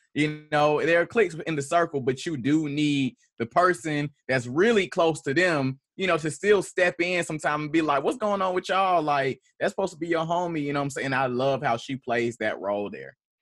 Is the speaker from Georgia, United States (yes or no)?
yes; Atlanta, Georgia, United States; I am a poet from Atlanta, Georgia, from Southwest Atlanta